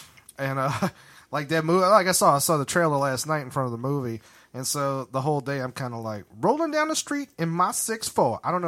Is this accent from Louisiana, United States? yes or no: yes; New Orleans, Louisiana, United States; I'm from New Orleans, motherfucker. I ain't from... Nigga, I ain't from no farmhouse, nigga.